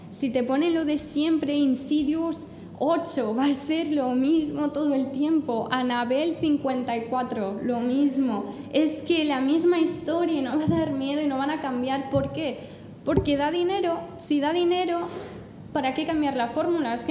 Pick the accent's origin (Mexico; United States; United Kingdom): United Kingdom; England; Spanish is a second language; Además, yo soy inglesa y, a mí el, mi humor, el que más me gusta es el británico, que es súper seco